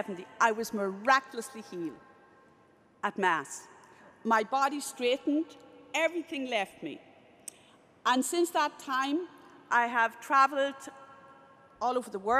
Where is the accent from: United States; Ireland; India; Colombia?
Ireland; I'm Irish